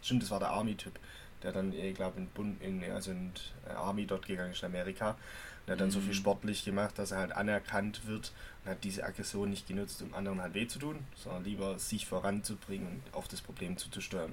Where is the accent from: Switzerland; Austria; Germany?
Germany; bei uns in Deutschland